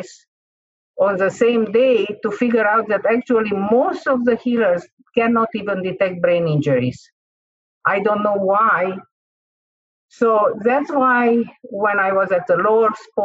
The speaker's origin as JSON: {"language": "English", "region": "Transylvania", "country": "Romania", "first_language": "Hungarian", "second_language": "English", "moved": "yes", "said": "I am from Romania, and okay, from a part of Romania which is very famous, which is called Transylvania. So my first language is not Romanian, it's Hungarian."}